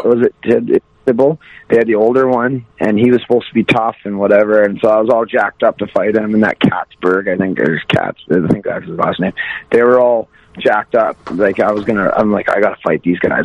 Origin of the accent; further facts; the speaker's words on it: Wainwright, Alberta, Canada; also born or lived in Vermilion, Alberta; I grew up in Wainwright, Alberta. Um, I'm originally I was born in Vermilion, Alberta